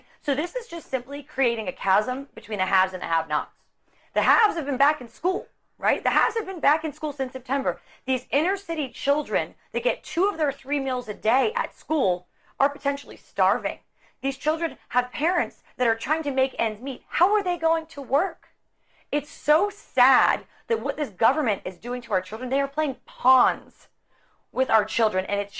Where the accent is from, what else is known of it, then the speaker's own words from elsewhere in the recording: Pittsburgh, Pennsylvania, United States; And by the way, he's from Pittsburgh and I'm from Pittsburgh, and I'm embarrassed that we're from the same town.